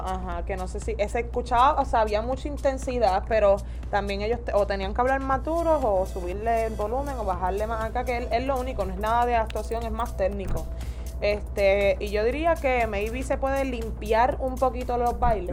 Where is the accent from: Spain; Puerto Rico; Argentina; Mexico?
Puerto Rico; Ponce